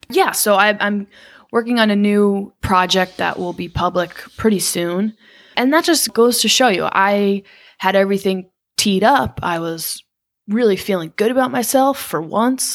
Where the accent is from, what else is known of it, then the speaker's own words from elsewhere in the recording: Connecticut, United States; also born or lived in Manhattan, New York; I'm from Connecticut